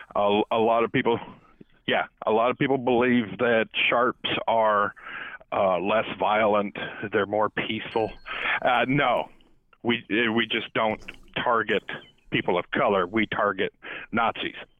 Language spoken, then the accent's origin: English; Southern California, United States; now in East Coast, United States; I grew up in Southern California